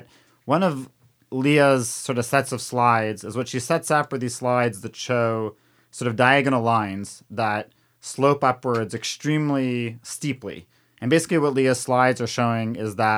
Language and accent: English; Canada; now in United States; I'm from Canada